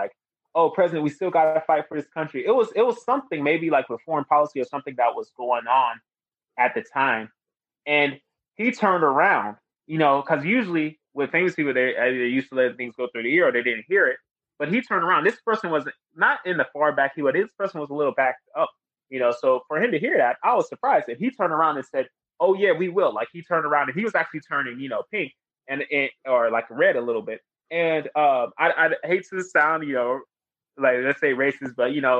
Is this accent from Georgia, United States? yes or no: no; Greensboro, North Carolina, United States; now in Charlotte, United States; I was born and raised in Greensboro